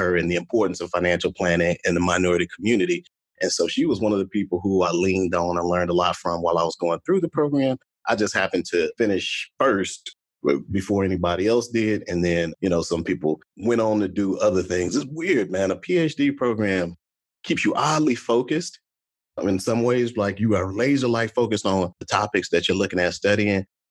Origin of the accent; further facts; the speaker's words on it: Chicago, Illinois, United States; now in Dallas, United States; I'm from Chicago, Illinois, originally, and now I live in Dallas, Texas